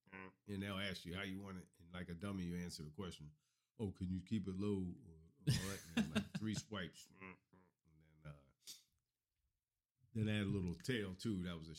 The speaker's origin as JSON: {"language": "English", "region": "New Jersey", "country": "United States", "tie": "born or raised there", "also_born_or_lived": "Miami, Florida", "said": "I grew up in Miami back and forth, and then most of my time was in South Jersey."}